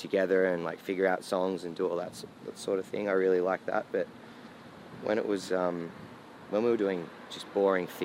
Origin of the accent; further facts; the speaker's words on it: Ulladulla, New South Wales, Australia; Ulladulla, my hometown